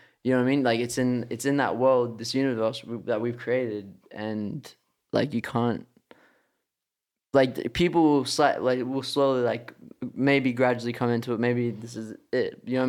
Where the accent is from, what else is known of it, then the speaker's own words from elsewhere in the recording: Australia; They don't even know we're from Australia.